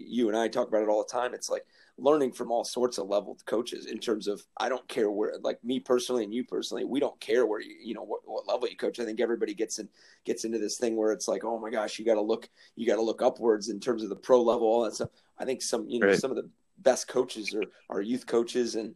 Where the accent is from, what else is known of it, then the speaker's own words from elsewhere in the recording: South Florida, United States; we are from South Florida